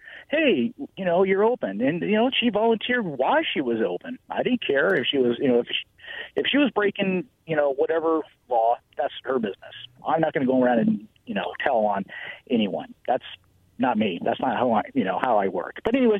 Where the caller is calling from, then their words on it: Richland, United States; Yeah, this is …. I'm in Richland.